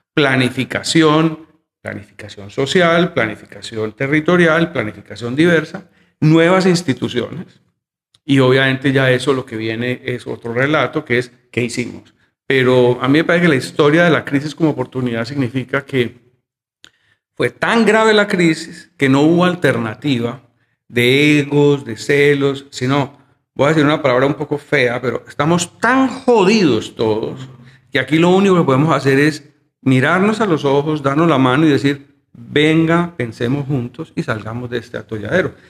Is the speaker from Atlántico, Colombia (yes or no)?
no; Medellín, Antioquia, Colombia; yo soy un arquitecto de Medellín, yo he vivido toda, toda mi vida en la ciudad, nunca me fui.